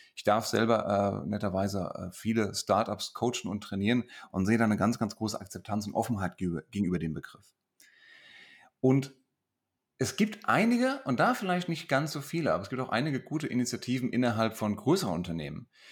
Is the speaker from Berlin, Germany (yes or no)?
no; Hesse, Germany; accent: Hessian